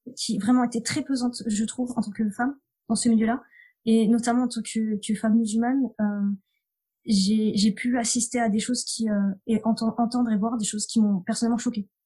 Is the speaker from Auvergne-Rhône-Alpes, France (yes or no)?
yes; near Clermont-Ferrand, Auvergne-Rhône-Alpes, France; j'ai grandi en Auvergne, dans, dans, une petite commune à côté de Clermont-Ferrand